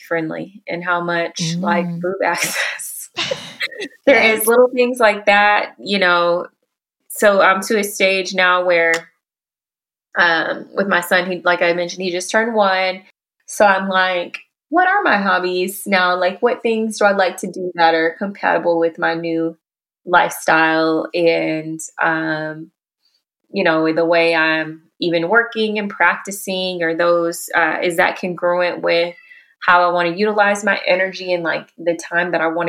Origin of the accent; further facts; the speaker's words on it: Houston, Texas, United States; moved away as an adult; also born or lived in Dallas-Fort Worth Metroplex; now in Dallas-Fort Worth, United States; I'm from Houston originally and have been in the DFW Metroplex for almost 2 years